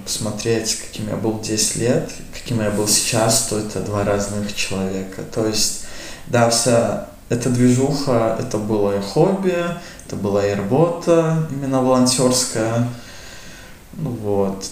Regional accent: Riga, Latvia; мне 20 лет, я родом из Риги.

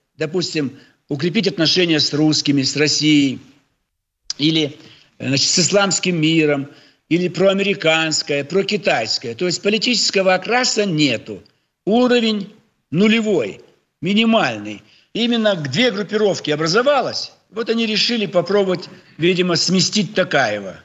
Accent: Almaty, Kazakhstan; now in Russia; мой родной город Алмата

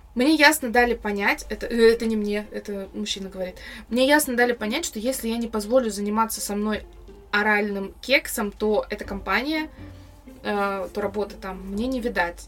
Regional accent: Russia; я родилась в России

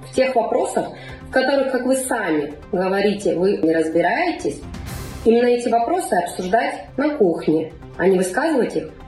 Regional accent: Siberia, Russia; мы, сибиряки

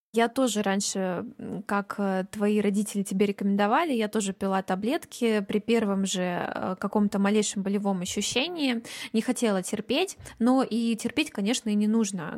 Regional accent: Kaliningrad, Kaliningrad Oblast, Russia; вот я из Калининграда

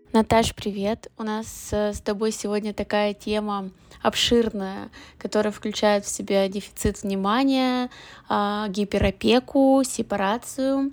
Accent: Perm, Perm Krai, Russia; moved away as an adult; now in Moscow, Russia; в родном городе

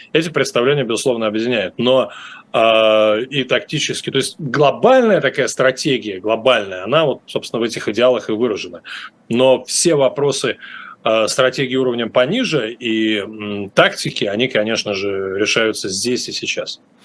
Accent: Moscow, Russia; moved away; я в Москве жил на улице Вавилова, до этого на Ленинском проспекте, в общем, юго-запад – это абсолютно мои родные края

